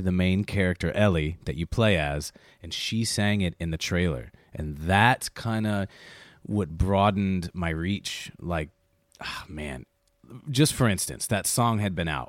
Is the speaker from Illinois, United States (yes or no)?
yes; Chicago, Illinois, United States; I was raised in Chicago in the South Side